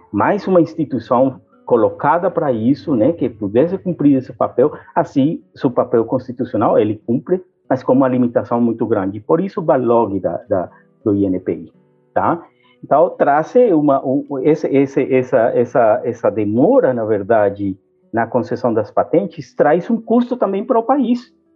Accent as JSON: {"language": "Portuguese", "country": "Brazil", "said": "como brasileiro"}